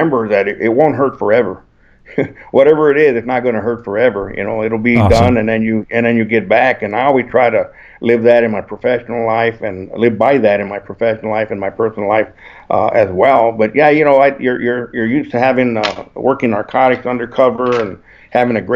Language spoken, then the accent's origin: English; El Paso, Texas, United States; I was born and raised in El Paso, Texas